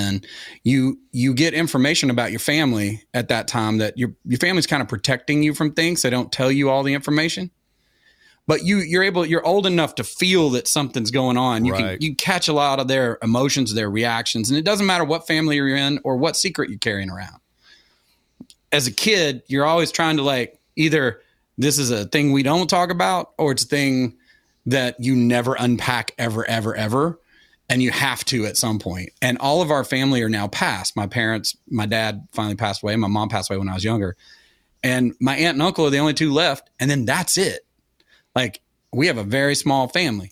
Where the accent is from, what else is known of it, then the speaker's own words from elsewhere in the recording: Sevierville, Tennessee, United States; moved away; also born or lived in Atlanta, Georgia; I grew up in Sevierville, which was really the big town